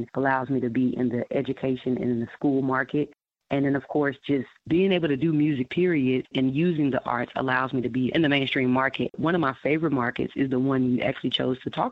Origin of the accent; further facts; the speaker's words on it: Dallas, Texas, United States; I am actually from Dallas.